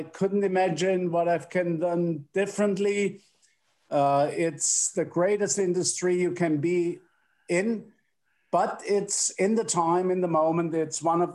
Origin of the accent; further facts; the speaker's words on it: Freiburg, Baden-Württemberg, Germany; also born or lived in Karlsruhe; I was born in Freiburg, which is the capital of the Black Forest